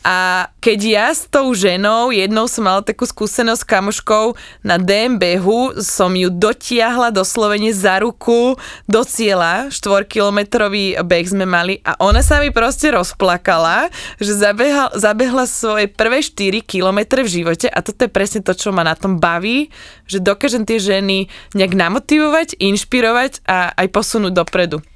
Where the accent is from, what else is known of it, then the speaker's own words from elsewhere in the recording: Slovakia; my máme Slovenky takú špecifickú energiu